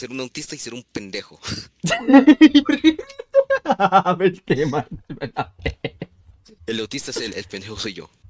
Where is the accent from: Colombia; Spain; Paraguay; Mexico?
Colombia; pidan que no queramos chisme cuando veamos algo interesante en el chat, porque somos colombianos.